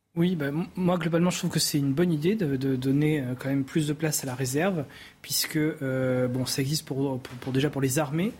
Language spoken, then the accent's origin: French; Brittany, France; surtout dans le Morbihan, là d'où je viens